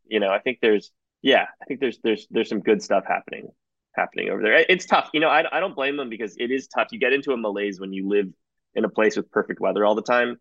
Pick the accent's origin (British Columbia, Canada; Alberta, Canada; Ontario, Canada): Ontario, Canada; Toronto; moved away as an adult; also born or lived in Singapore; now in New York, United States; I was born born just outside Toronto, um, in the suburbs, and uh, I grew up mostly there